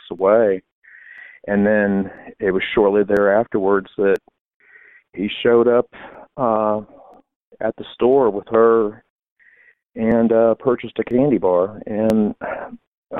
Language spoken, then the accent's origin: English; Fort Wayne, Indiana, United States; I grew up down there in that neighborhood and actually a little bit farther down and, you know, graduated from Southside High School